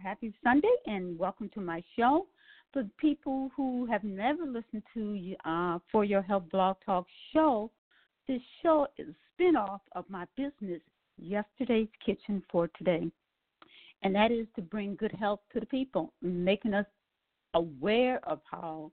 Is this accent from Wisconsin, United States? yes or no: yes; Milwaukee, Wisconsin, United States; I was raised in Milwaukee, Wisconsin